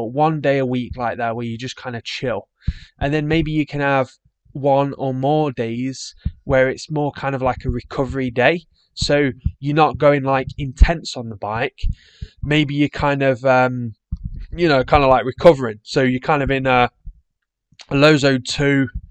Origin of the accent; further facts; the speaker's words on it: England, United Kingdom; being English